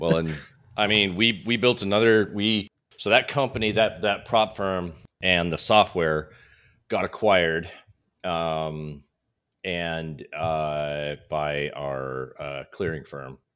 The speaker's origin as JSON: {"language": "English", "region": "Utah", "country": "United States", "tie": "born or raised there", "also_born_or_lived": "Southern California", "moved": "as an adult", "lives_now": "Scottsdale, United States", "said": "I was raised in Utah"}